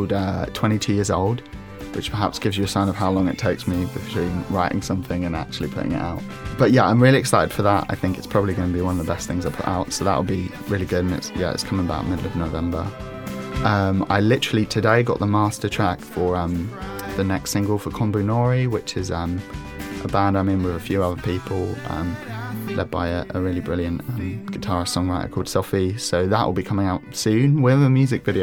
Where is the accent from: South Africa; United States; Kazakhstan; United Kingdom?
United Kingdom; London; also born or lived in Sydenham; I grew up in Crofton Park. That's where I lived for about half my life. And then I moved out towards Sydenham